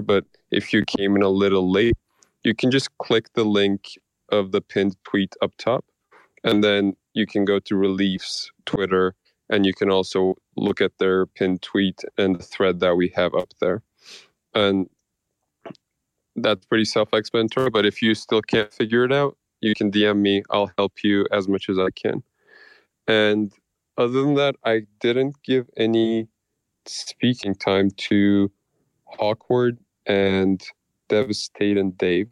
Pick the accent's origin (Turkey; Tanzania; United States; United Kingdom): Turkey; Istanbul; I'm from Turkey. I'm from Istanbul. I, I was born and raised in a country that's been in war for the past 25 years